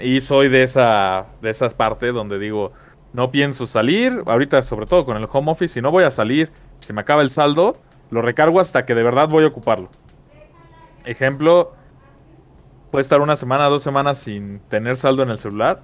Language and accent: Spanish; Mexico; como mexicano